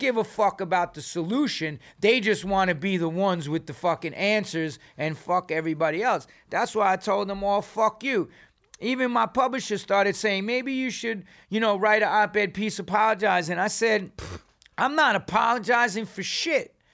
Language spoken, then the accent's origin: English; New York, United States; I'm from New York